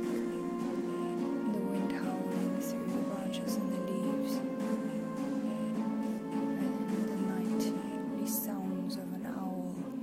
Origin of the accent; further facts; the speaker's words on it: South Africa; now in Krakow, Poland; I'm from South Africa.